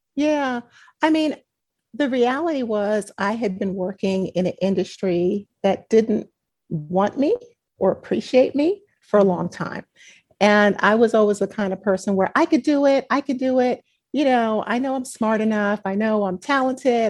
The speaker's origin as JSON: {"language": "English", "town": "New York City", "region": "New York", "country": "United States", "tie": "born or raised there"}